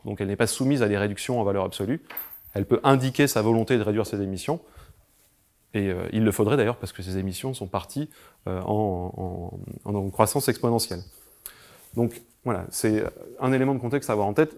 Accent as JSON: {"language": "French", "town": "Carpentras", "region": "Provence-Alpes-Côte d'Azur", "country": "France", "said": "je viens de Carpentras à la base"}